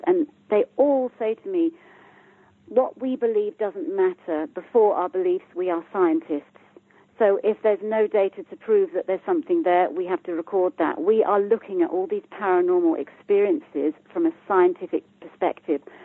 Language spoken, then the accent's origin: English; United Kingdom; I'm from the UK, as you can hear by my accent